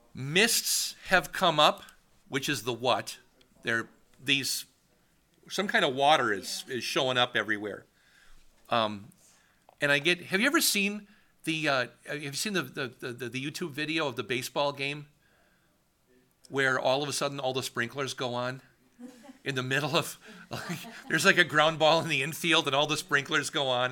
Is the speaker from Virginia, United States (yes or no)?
no; Wisconsin, United States; moved away as an adult; also born or lived in Washington; I was from Wisconsin